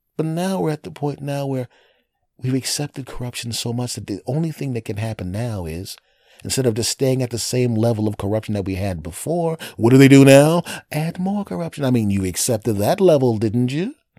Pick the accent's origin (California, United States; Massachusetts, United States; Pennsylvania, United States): Pennsylvania, United States; Villanova; moved away; I'm back in my hometown of Villanova uh, in, in Philadelphia